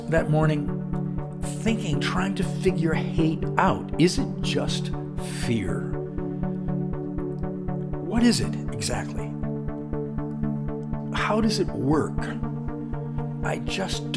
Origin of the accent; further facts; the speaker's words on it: Wisconsin, United States; my home state of Wisconsin